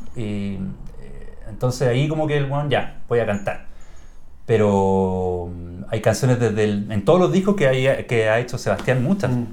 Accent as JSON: {"language": "Spanish", "country": "Chile", "said": "como chileno"}